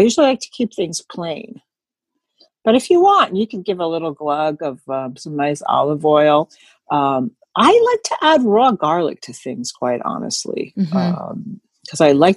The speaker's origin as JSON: {"language": "English", "region": "New Jersey", "country": "United States", "said": "I'm from New Jersey, Taylor ham country"}